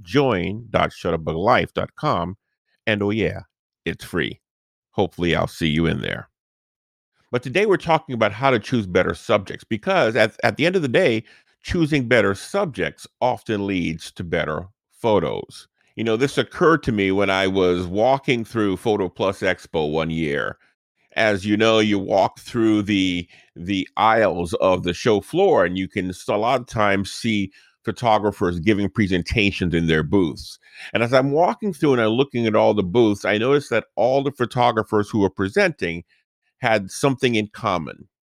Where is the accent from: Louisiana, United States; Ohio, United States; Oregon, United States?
Louisiana, United States; New Orleans; this is the house where we grew up in New Orleans